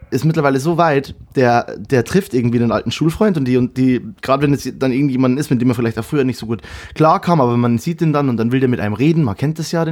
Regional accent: Kelheim, Bavaria, Germany; Ich komme, äh, Kehlheim hat 18.000 und das Dorf, wo ich ursprünglich herkomme, ist Illerstein. Das sind, kann das längste Dorf Bayerns übrigens.

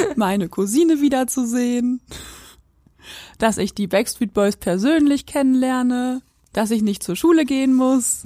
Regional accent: Quakenbrück, Lower Saxony, Germany; moved away as an adult; also born or lived in Göttingen; ich komme aus Quakenbrück

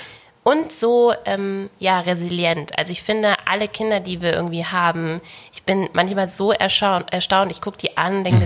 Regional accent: Bavaria, Germany; ich bin in Bayern geboren und aufgewachsen

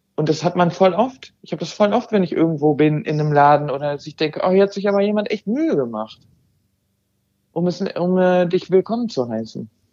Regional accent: Germany; first language German; also born or lived in Amsterdam, Netherlands; now in Noordwijk, Netherlands; Deutsch ist meine, wirklich meine Muttersprache und auch mein Mutterland

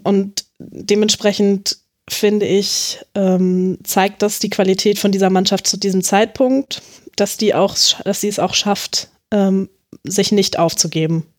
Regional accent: Hanover, Lower Saxony, Germany; moved away; also born or lived in Munich; weil ich eigentlich gebürtige Hannoveranerin bin

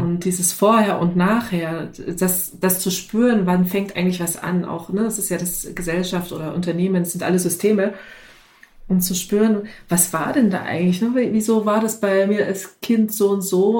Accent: the East, East Germany, Germany; ich komme aus dem Sozialismus, ne? ich bin im Osten groß geworden

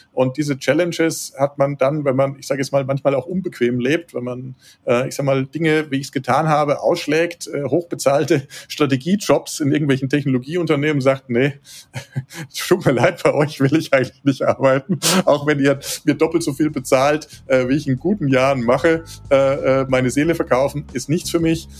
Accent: Würzburg, Bavaria, Germany; moved away as an adult; also born or lived in Munich; now in Tegernsee, Germany; bin gebürtiger Würzburger, ich bin äh, auch aufgewachsen da in der Gegend

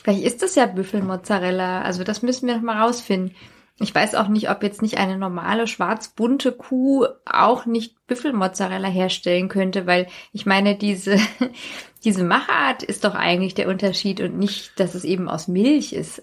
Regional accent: Hesse, Germany; auf dem Land, wo ich herkomme

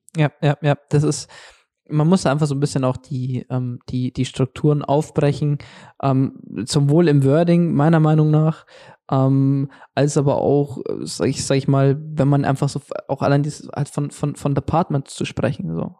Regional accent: Germany; hier bei uns in Deutschland

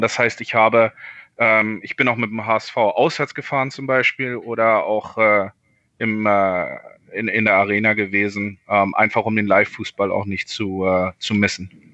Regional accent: Berlin, Germany; moved away as an adult; also born or lived in Hamburg; Ich bin in Berlin Charlottenburg geboren, äh, 1985 im März und äh, bin eigentlich ähm, bis 2004 in Berlin geblieben, habe also Abitur gemacht

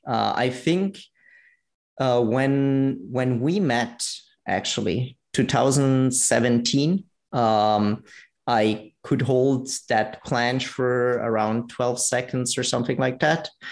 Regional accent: Italy; now in Vienna, Austria; I'm actually originally from Italy, live in Vienna

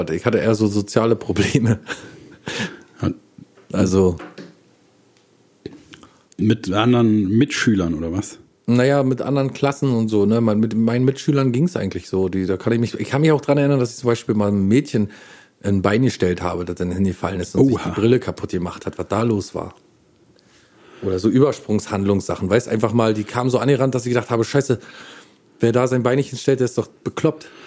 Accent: Berlin, Germany; bei uns in Berlin.

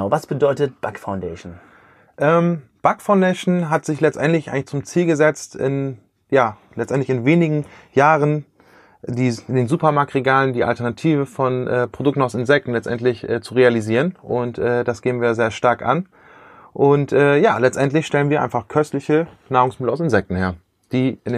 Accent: Bremen, Germany; now in Osnabrück, Germany; Ich komme aus Osnabrück, ursprünglich aus Bremen und in Osnabrück haben wir unser Büro

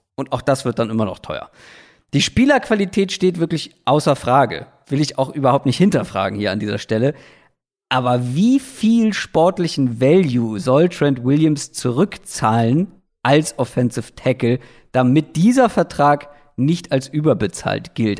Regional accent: Hamburg, Germany; als Hamburger

